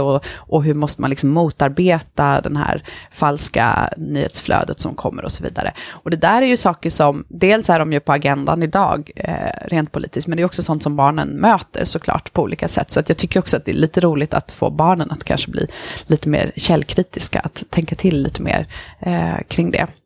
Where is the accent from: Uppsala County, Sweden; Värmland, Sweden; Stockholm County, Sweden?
Stockholm County, Sweden; Stockholm; also born or lived in Rosengård, Malmö; now in Malmö, Sweden; själv är jag uppvuxen på eh, Järva i Stockholm, i Kista